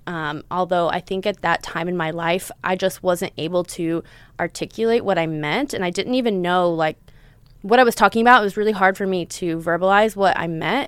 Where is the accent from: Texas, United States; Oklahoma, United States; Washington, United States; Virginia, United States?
Texas, United States; also born or lived in Southern California; now in Los Angeles, United States; growing up in Texas, growing up in the South, growing up in the Bible Belt